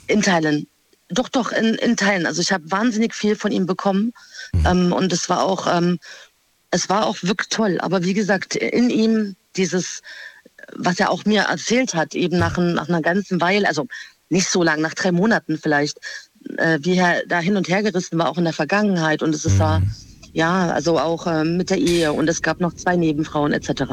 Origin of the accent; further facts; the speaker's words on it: Freiburg, Baden-Württemberg, Germany; Aus Freiburg.